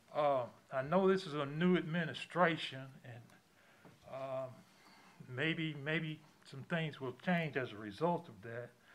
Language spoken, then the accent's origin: English; Auburn, United States; I'm from Auburn. I was born and raised in Auburn